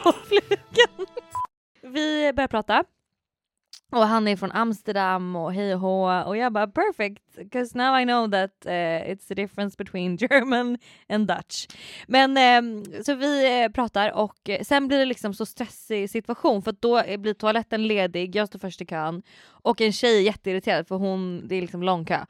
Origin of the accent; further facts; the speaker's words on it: Sweden; jag är från Sverige